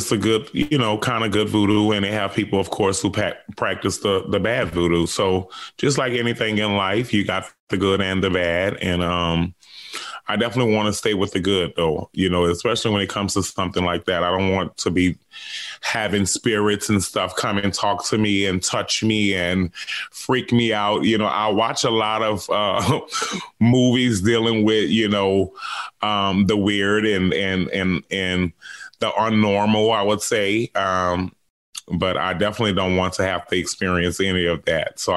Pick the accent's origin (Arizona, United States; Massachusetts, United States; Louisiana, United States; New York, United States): Louisiana, United States; New Orleans; That's right. My whole life. So that's why I'm ready to get the hell away from New Orleans right now.